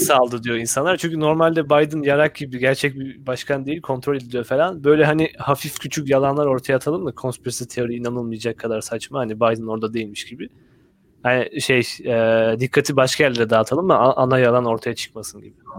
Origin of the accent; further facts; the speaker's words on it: Black Sea Region, Turkey; moved away; benim memleketimde yani Karadeniz'lerin olduğu tarafta